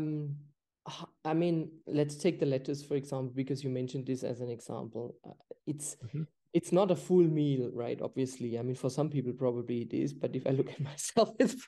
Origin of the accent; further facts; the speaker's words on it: Germany; moved away; I'm from Germany originally.